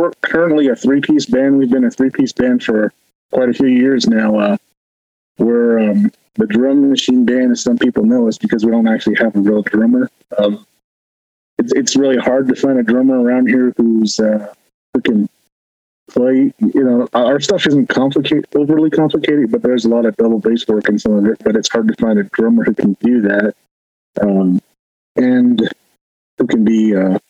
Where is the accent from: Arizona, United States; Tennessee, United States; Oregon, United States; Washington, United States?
Arizona, United States; Whiteriver; We're from White River, Arizona. You know, we're from the White Mountain Apache Reservation